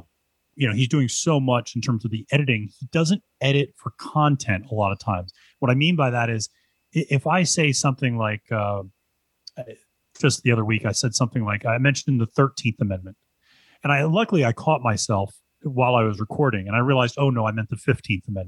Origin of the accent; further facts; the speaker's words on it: Pennsylvania, United States; growing up in Pennsylvania